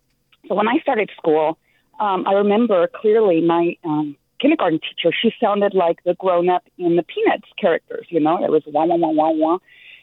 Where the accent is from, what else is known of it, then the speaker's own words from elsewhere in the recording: California, United States; also born or lived in Los Angeles / Sacramento; I was born here in California, but my parents came from northern Mexico, and, you know, they were older parents in their 40s.